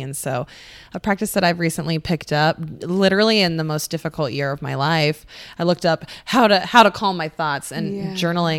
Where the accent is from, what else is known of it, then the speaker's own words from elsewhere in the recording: Oregon, United States; now in Scottsdale, United States; in Scottsdale. I'm from Oregon, for goodness sakes.